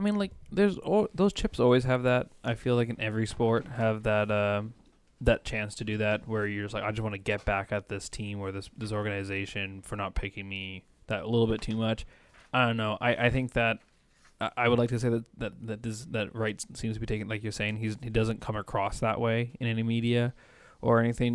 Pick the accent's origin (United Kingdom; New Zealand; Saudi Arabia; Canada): Canada; I'm Canadian